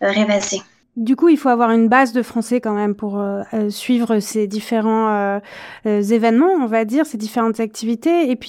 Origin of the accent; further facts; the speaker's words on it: France; du coup j'habite en France, je suis française